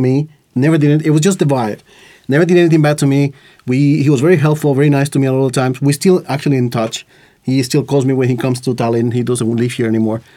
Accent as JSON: {"language": "English", "country": "Costa Rica", "tie": "born or raised there", "second_language": "English", "moved": "yes", "lives_now": "Estonia", "said": "growing up in Costa Rica, for example, uh, I didn't learn English until I was like uh, late my late teens"}